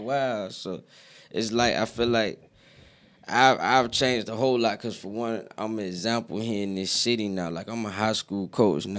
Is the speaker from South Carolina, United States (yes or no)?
yes; Aiken, South Carolina, United States; now in Greenville, United States; I'm from Aiken